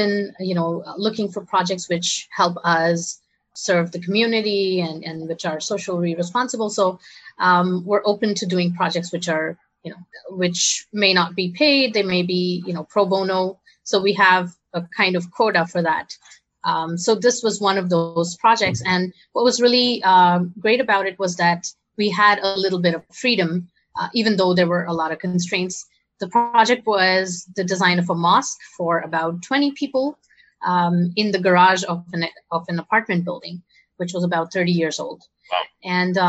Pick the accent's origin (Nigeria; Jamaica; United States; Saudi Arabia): Saudi Arabia; also born or lived in India; I grew up in Saudi Arabia, and then I moved to India for my college education because my parents are from here